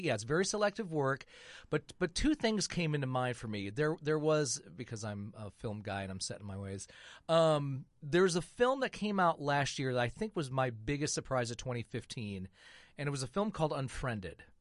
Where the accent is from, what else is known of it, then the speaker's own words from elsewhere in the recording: Michigan, United States; now in Indianapolis, United States; I am from Michigan